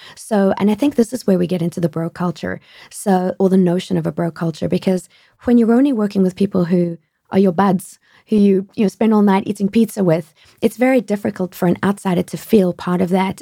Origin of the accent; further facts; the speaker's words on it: South Africa; moved away as an adult; also born or lived in France; now in United States; I grew up in South Africa